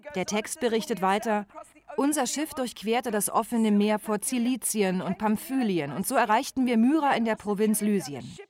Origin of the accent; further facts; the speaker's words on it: Australia; accent: Australian; Ich habe einen australischen Akzent, falls Sie sich wundern sollten. Meine Familie stammt aus Griechenland